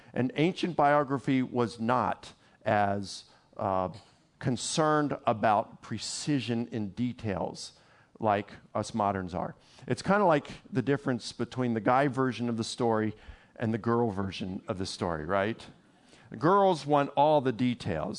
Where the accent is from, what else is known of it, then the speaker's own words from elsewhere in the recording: Baltimore, Maryland, United States; I'm from Baltimore